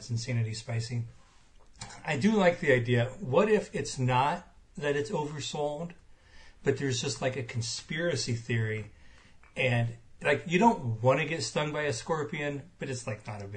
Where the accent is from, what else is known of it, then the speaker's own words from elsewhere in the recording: Illinois, United States; moved away; also born or lived in Minnesota; I grew up in Illinois